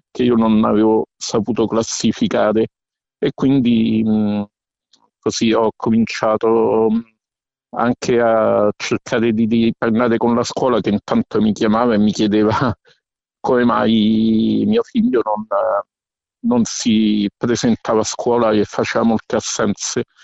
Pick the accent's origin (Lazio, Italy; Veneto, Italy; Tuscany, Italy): Lazio, Italy; Rome; mh, mm, sono di Roma, eh, sono anche il eh, coordinatore regionale Lazio